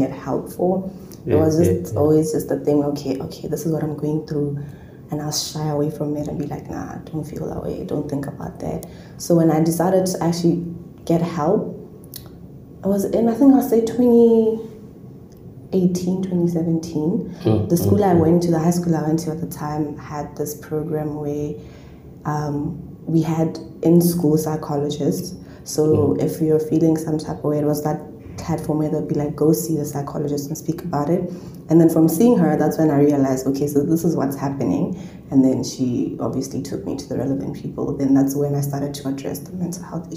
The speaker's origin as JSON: {"language": "English", "country": "Botswana", "moved": "as an adult", "said": "I'm from Botswana"}